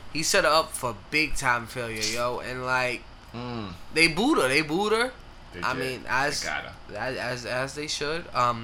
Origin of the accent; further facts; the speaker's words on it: New York, United States; Growing up in New York.